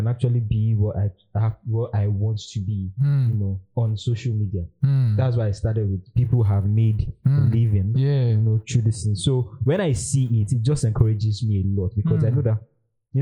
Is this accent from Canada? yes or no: no; Nigeria; as a Nigerian, as a student